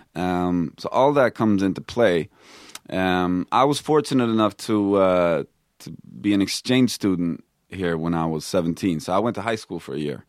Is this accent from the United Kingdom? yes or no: no; Stockholm, Stockholm County, Sweden; also born or lived in Texas, United States; now in United States; I grew up in Stockholm